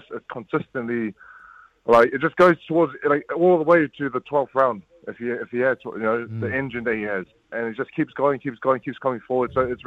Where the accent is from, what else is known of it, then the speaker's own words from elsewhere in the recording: New Zealand; I'm a Kiwi fighter